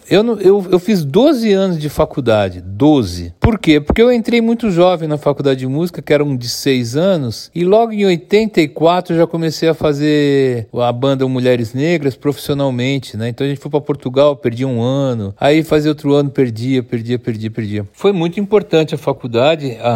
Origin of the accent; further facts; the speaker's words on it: São Paulo, Brazil; born there; A cidade que eu nasci foi São Miguel Paulista, mas é São Paulo, né? Nasci em São Paulo e eu escolhi viver em São Paulo, mas eu já vivi em vários lugares.